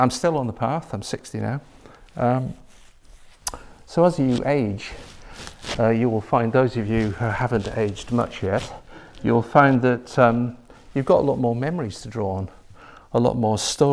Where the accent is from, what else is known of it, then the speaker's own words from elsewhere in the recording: Lake District, Cumbria, North West England, United Kingdom; I grew up in the Lake District near Windermere in Cumbria